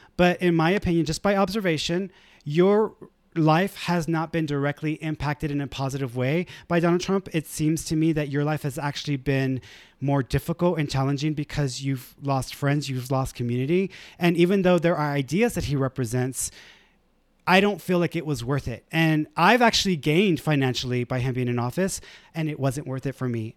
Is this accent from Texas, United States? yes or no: yes; Houston, Texas, United States; I grew up in the East End